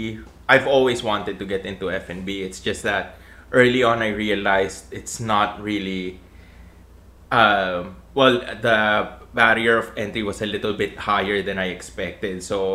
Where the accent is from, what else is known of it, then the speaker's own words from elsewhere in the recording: Philippines; I guess it's our palates, you know, we're very Filipino in terms of what we like to eat.